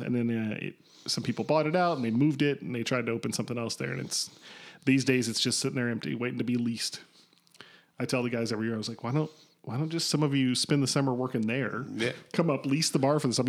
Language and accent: English; Kentucky, United States; now in Chicago, United States; I'm from Kentucky